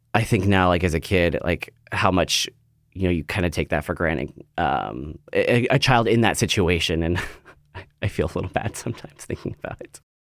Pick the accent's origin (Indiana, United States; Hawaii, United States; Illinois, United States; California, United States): California, United States; Central Valley of; moved away as an adult; now in Portland, United States; I grew up in the Central Valley of California, and it's a, I guess it's a smaller, kinda like, cow town, agricultural town.